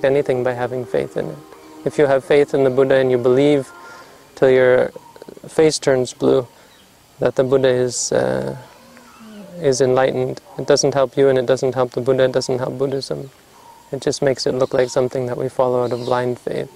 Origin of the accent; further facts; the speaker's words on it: Canada; moved away; I'm from Canada